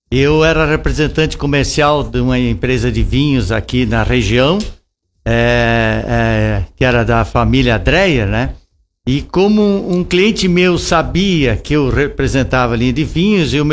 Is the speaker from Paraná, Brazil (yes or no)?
no; Passo Fundo, Rio Grande do Sul, Brazil; Eu sou natural de Passo Fundo, mas sempre que passei por aqui, sempre levei coisas bonitas